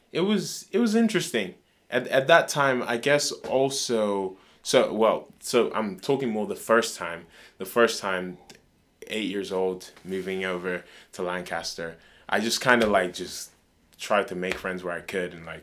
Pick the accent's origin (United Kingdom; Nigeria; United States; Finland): Nigeria; Lokoja, Kogi; also born or lived in Kaduna; So I was born in Kaduna, but we moved to a state called Lokoja, which is like in the middle belt, like two hours away from the capital.